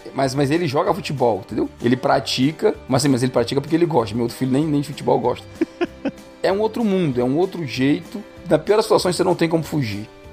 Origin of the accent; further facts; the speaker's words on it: Brazil; first language Portuguese; moved away as an adult; now in Canada; a gente vem do Brasil